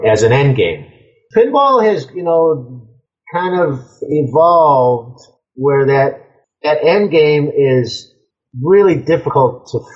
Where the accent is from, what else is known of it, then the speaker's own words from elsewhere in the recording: Cicero, Illinois, United States; I grew up in Cicero, Illinois.